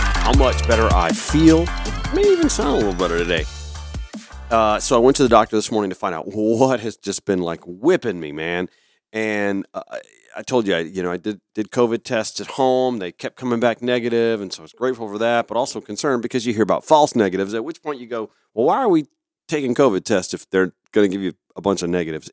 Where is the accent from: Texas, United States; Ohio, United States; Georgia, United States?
Georgia, United States; Augusta; now in Atlanta, United States; back in my hometown of Augusta